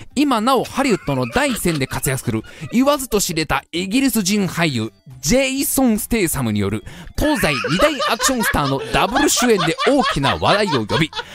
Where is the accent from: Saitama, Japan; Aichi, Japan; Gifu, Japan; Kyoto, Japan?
Saitama, Japan; 埼玉にはですね、私の実家もございますので